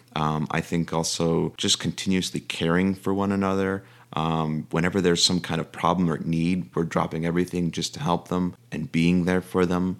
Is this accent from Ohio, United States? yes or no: no; Chicago, Illinois, United States; moved away as an adult; also born or lived in Virginia; originally born and raised in Chicago